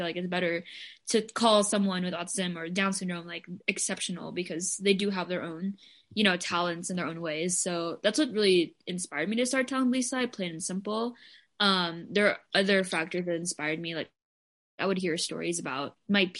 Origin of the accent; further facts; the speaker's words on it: Philippines; moved away; I identify as Filipina, and I primarily grew up in the Philippines. I also grew up in different places, but I did high school there and I was also born there.